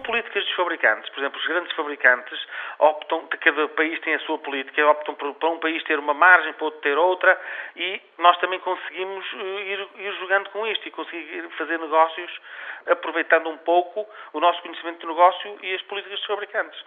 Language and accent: Portuguese; Angola; now in Portugal; Eu até sou angolano, nasci em Angola